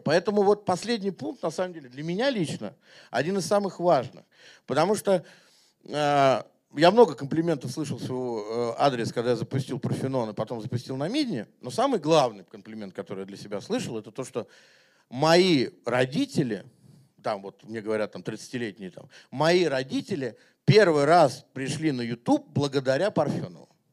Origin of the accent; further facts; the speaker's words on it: Moscow, Russia; я как бы вырос и родился в Москве